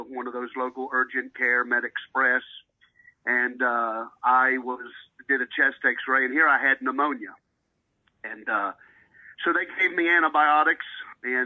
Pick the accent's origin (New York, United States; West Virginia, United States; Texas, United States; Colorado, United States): West Virginia, United States; Keyser; moved away; I had one at home in Kaiser, West Virginia, which is my hometown